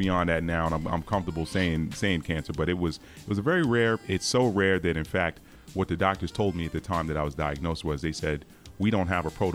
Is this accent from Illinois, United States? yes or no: no; Long Island, New York, United States; I'm originally from Long Island, New York. 70s kid